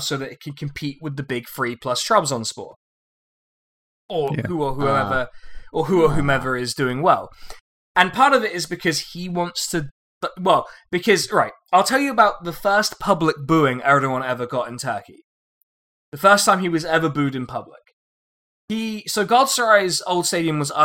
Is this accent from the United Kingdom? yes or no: yes; Reading, South East England, United Kingdom; I was born in Reading.